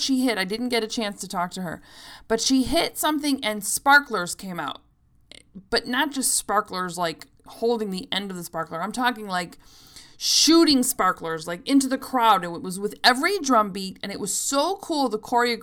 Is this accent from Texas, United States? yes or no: no; Chicago, Illinois, United States; all these bands are from Chicago, so if you want to catch any of them, you got to come to my hometown